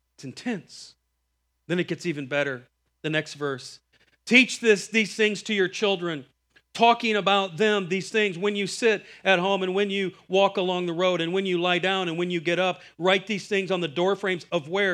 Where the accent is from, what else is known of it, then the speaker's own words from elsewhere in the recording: Iowa, United States; I'm from Iowa.